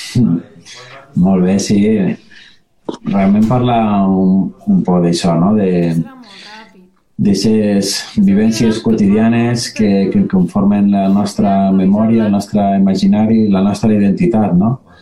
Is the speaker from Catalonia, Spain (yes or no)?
no; Valencian Community, Spain; la nostra València